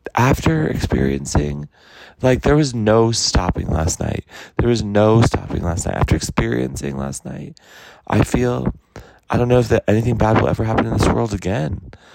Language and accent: English; New Mexico, United States; moved away; my home state, Albuquerque